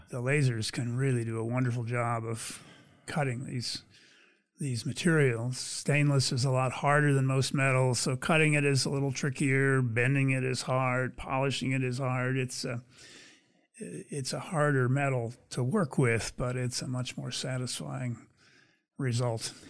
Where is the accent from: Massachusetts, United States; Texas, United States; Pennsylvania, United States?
Pennsylvania, United States; moved away as an adult; also born or lived in California; I grew up in Pennsylvania.